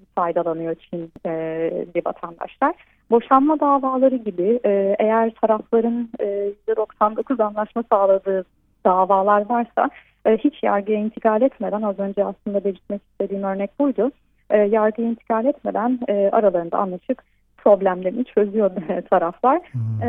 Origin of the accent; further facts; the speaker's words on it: Turkey; first language Turkish; now in Szeged, Hungary; güzel ülkeme ve güzel ülkemin güzel insanlarına